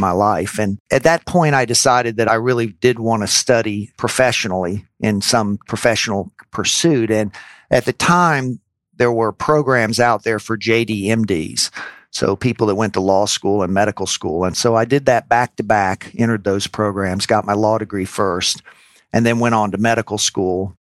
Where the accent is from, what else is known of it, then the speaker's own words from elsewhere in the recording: New Orleans, Louisiana, United States; moved away as an adult; also born or lived in Indiana; I grew up in New Orleans, Louisiana.